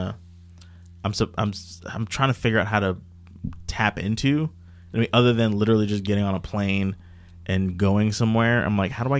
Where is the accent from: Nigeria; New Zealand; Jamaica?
Jamaica; she's Jamaican and I'm Jamaican.